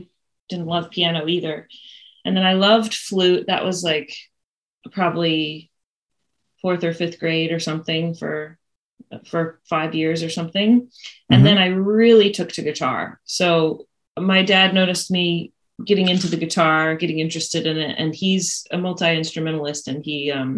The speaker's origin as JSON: {"language": "English", "town": "Winston-Salem", "region": "North Carolina", "country": "United States", "tie": "born or raised there", "said": "I was born and raised in North Carolina, Winston-Salem"}